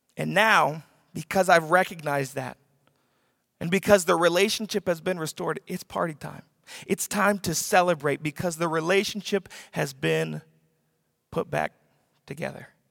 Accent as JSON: {"language": "English", "region": "the South", "country": "United States", "said": "I'm from the South"}